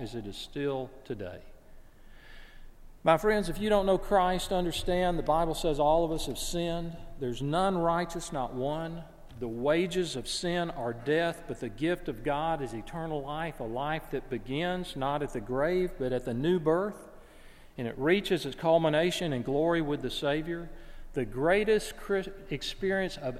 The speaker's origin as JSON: {"language": "English", "region": "the South", "country": "United States", "said": "I'm from the South."}